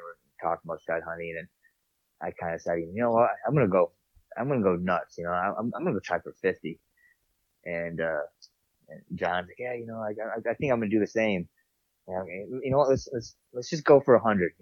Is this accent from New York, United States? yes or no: yes; New York, United States; moved away; I'm from New York